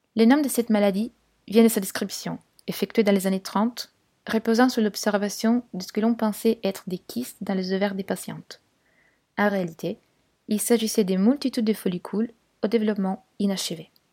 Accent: Turin, Piedmont, Italy; French is a second language; moved away as an adult; also born or lived in London; now in Paris, France; à Turin, ma ville natale.

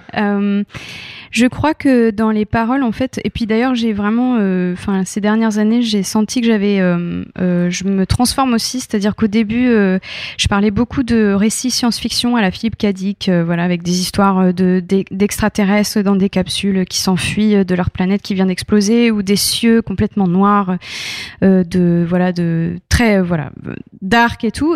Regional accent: France; also born or lived in United States; je suis arrivée en France à l'âge de 8 ans

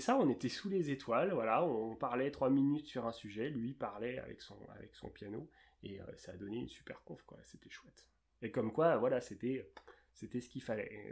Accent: Seine-et-Marne, Île-de-France, France; j'ai grandi dans un, en Seine-et-Marne

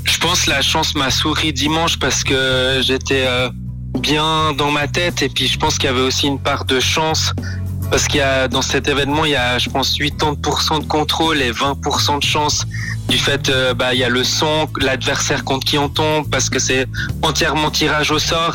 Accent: Vevey, Vaud, Switzerland; je viens de Vevey

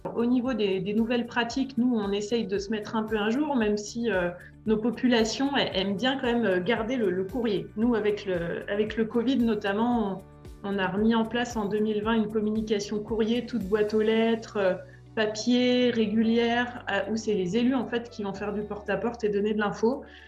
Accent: Annemasse, Auvergne-Rhône-Alpes, France; moved away as an adult; also born or lived in Lyon / Paris; now in Châtel-en-Trièves, France; Je suis originaire d'Annemasse, en Haute-Savoie

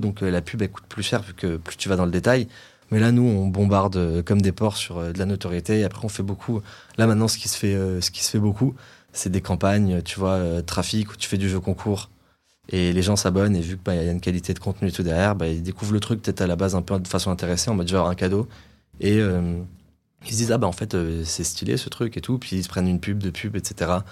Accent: Nice, Provence-Alpes-Côte d'Azur, France; moved away as an adult; also born or lived in London; je viens, de, je de Nice

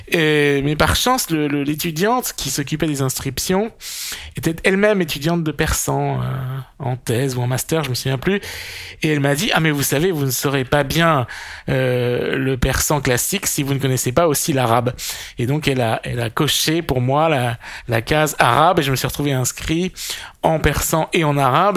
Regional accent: Poitou, Nouvelle-Aquitaine, France; ma région natale, c'est-à-dire le Poitou, l'ouest de la France

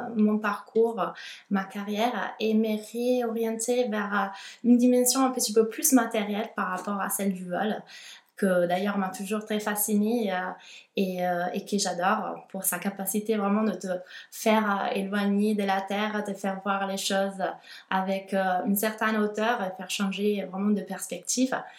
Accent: Italy; French is a second language; moved away as an adult; also born or lived in Milan, Italy; now in Toulouse, France; je suis italienne

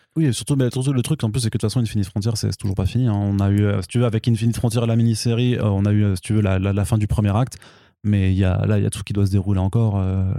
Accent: France; par chez nous en France

